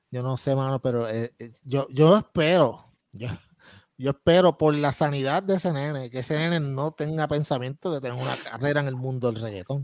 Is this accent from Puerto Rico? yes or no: yes; Puerto Rico